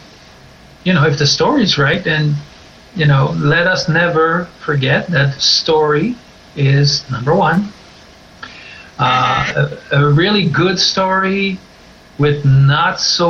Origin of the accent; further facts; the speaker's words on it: northern Quebec, Canada; moved away; I'm actually from originally from the great northern part of Quebec.